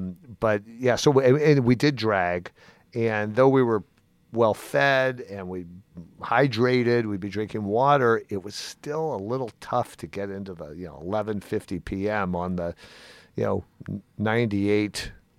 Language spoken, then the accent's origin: English; California, United States; I grew up on 29th in California, so I was right on the One California line.